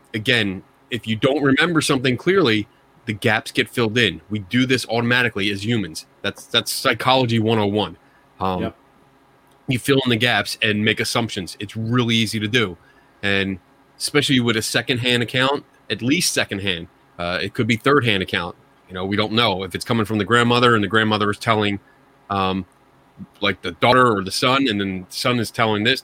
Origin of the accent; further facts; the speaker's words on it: Philadelphia, Pennsylvania, United States; accent: Philly; my Philly accent